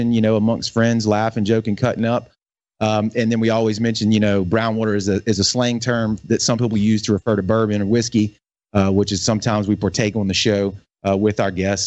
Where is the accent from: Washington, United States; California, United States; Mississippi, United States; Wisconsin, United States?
Mississippi, United States; St. Martin; Born and raised right there. Lived here my whole entire life outside of, you know, moving away for school.